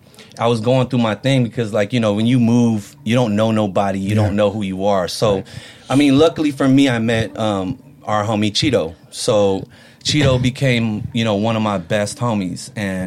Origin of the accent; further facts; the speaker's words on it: Oakland, California, United States; English is a second language; also born or lived in San Francisco, United States / Philippines; I'm an Oakland kid